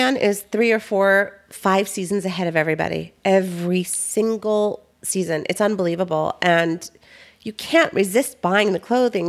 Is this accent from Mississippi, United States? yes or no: no; Tarzana, California, United States; Here, in Tarzana.